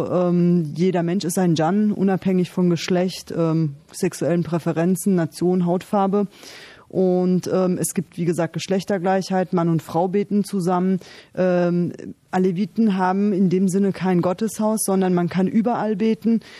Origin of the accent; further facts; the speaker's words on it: Germany; Ich lebe sehr gerne in Deutschland. Ähm, Deutschland ist meine Heimat.